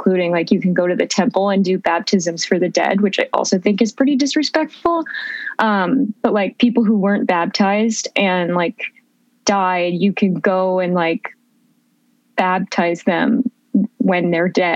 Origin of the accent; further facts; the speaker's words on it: Phoenix, Arizona, United States; also born or lived in Portland; I mostly grew up in Arizona. So I grew up in Phoenix with my brother and my mom